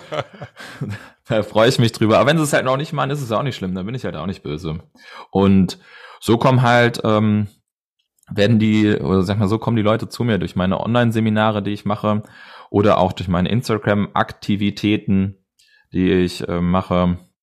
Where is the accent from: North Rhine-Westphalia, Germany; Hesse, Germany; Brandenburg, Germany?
Hesse, Germany; Edersee, Northern; ich komme aus Nordhessen, besser gesagt vom Edersee